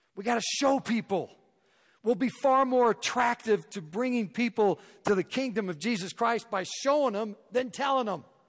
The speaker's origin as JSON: {"language": "English", "town": "Raytown", "region": "Missouri", "country": "United States", "tie": "born or raised there", "moved": "yes", "lives_now": "Denver, United States", "said": "I grew up in Raytown, Missouri, a suburb of Kansas City"}